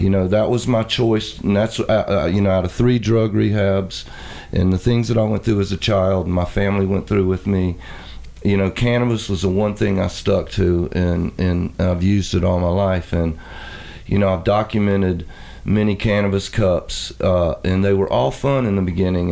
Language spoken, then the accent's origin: English; East Coast, United States; I'm from the East Coast